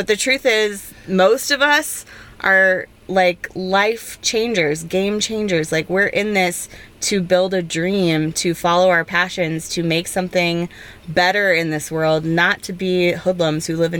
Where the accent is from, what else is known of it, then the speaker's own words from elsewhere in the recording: outside of Portland, Oregon, United States; moved away; I grew up in Oregon.